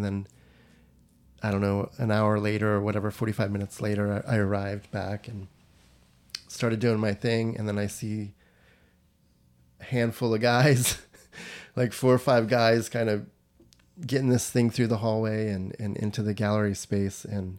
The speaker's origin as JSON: {"language": "English", "region": "Florida", "country": "United States", "said": "I'm from Florida."}